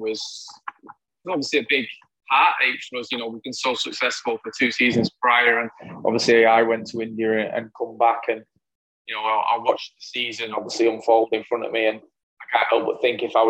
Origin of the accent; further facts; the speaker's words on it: England, United Kingdom; moved away as an adult; now in Sydney, Australia; I'm very English.